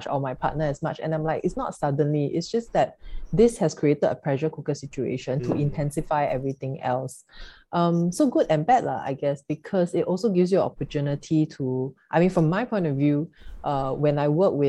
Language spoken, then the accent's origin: English; Singapore; growing up in Singapore, you know, like Chinese family